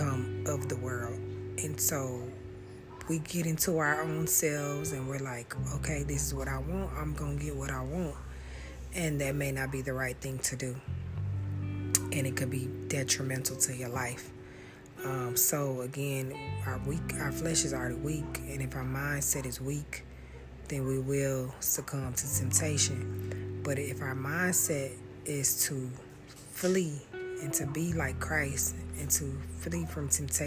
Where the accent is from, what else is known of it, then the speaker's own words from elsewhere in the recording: Austin, Texas, United States; I'm from Austin, Texas